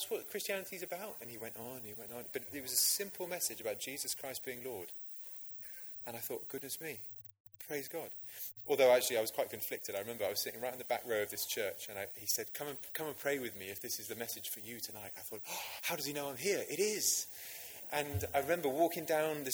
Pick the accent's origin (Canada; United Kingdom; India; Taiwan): United Kingdom; Oxfordshire, South East England; I grew up in Oxfordshire